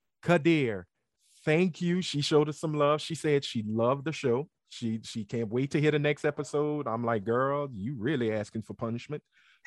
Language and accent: English; Lafayette, Louisiana, United States; I'm from Lafayette